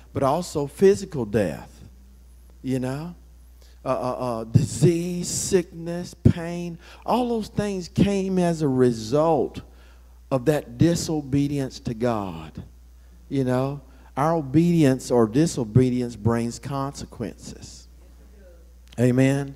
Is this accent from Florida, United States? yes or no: yes; Florida, United States; I grew up in Florida